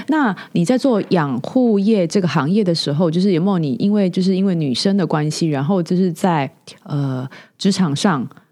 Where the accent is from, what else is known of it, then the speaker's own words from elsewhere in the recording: southern Taiwan, Taiwan; moved away as an adult; now in Taipei, Taiwan; 在，在南部 就是一个比较传统的家庭成长，然后我长大之后来台北